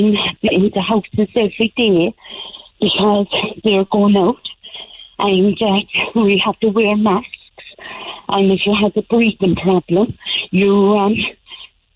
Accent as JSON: {"language": "English", "town": "Carrickmacross", "region": "Ulster", "country": "Ireland", "said": "I'm from Carrickmacross originally"}